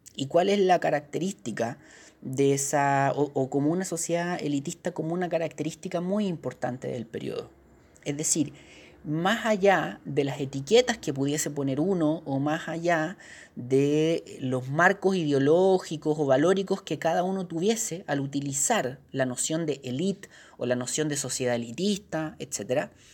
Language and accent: Spanish; Chile; Uno como chileno